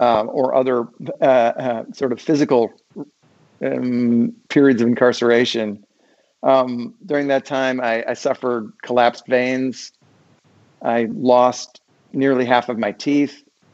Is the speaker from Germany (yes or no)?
yes; Germany; born there; I was born in Germany and my dad stayed on there after my parents got a divorce.